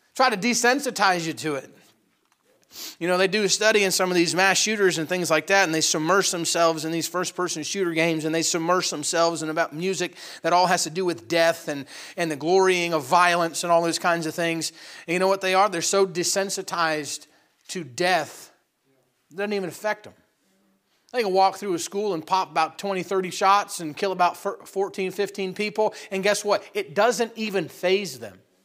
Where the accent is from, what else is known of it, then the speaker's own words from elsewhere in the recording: upstate New York, United States; we live in a small town in upstate New York. Uh, not a whole lot of people making it big from the small pool that is, uh, Bruston, Moira, or Malone, New York